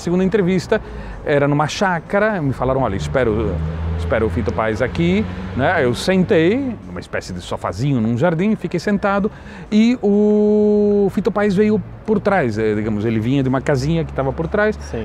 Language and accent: Portuguese; Londrina, Paraná, Brazil; also born or lived in Buenos Aires, Argentina / São Paulo / Governador Valadares; eu me criei em Londrina, eh, Londrina é a minha cidade